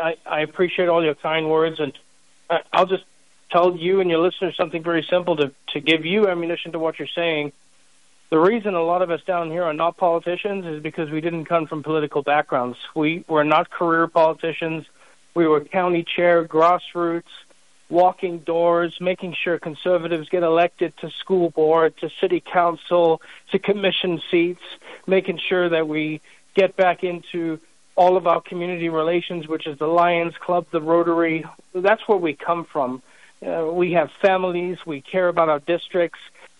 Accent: South Africa; now in United States; I'm a foreigner. I'm a legal immigrant to this country. I came here legally from South Africa, of all places.

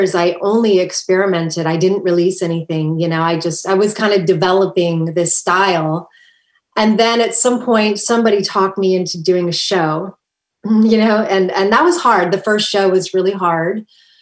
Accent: Kailua, Hawaii, United States; moved away; I grew up in Hawaii on the island of Oahu.

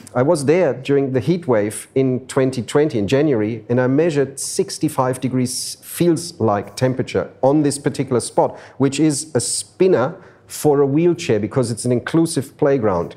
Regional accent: Frankfurt, Hesse, Germany; moved away as an adult; now in Sydney, Australia; I grew up in Frankfurt, in Germany

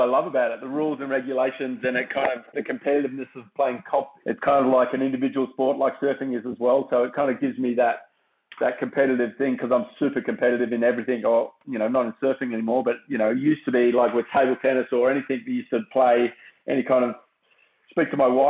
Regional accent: Perth, Western Australia, Australia; growing up in Perth

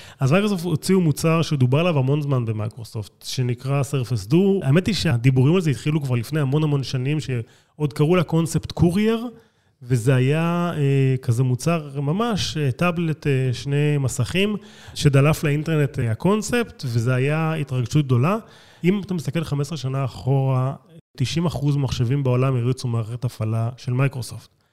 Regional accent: Israel; אני לא אמריקאי, אני ישראלי

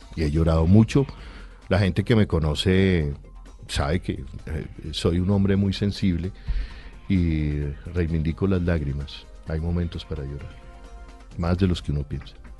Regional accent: Bogotá, Colombia; yo me crié entre la Caracas y el Campín

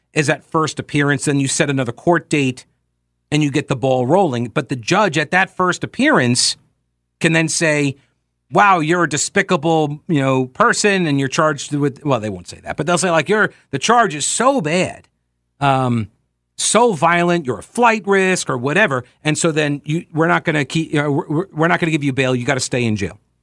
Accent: Long Island, New York, United States; moved away; I'm originally from Long Island, I grew up about fifty miles east of the city.

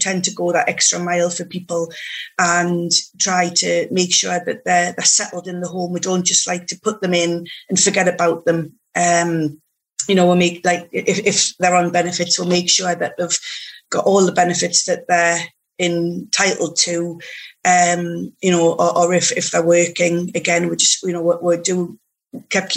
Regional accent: Newcastle upon Tyne, North East England, United Kingdom; now in Morpeth, United Kingdom; born and bred in Newcastle upon Tyne, but moved up to Morpeth in Northumberland once I got married

